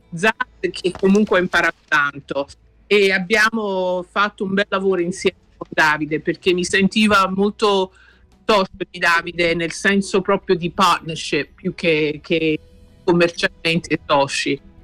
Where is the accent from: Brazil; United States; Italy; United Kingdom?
United Kingdom; London; io sono nata in Inghilterra e allora per me quando ero piccola eh, venivo sempre in Italia